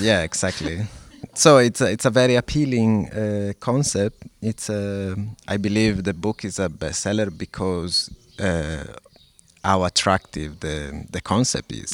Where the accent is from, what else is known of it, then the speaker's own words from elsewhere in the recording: Lodi, Lombardy, Italy; English is a second language; moved away as an adult; now in Porto, Portugal; I was born in Lodi in northern Italy, mm-hmm. although I haven't been living in Italy for uh, I think 17 years. Uh, I'm currently living in Porto